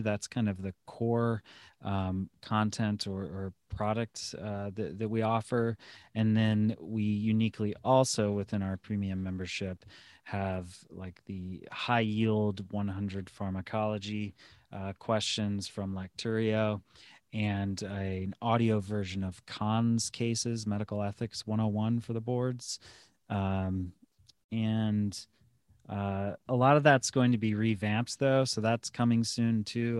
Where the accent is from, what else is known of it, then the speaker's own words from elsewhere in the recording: Lorain, Ohio, United States; moved back to my hometown near Cleveland, uh, Lorraine